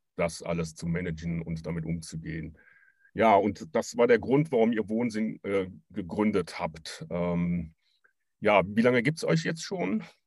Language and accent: German; Cologne region, North Rhine-Westphalia, Germany; ich komme ja auch aus der Regi-, Region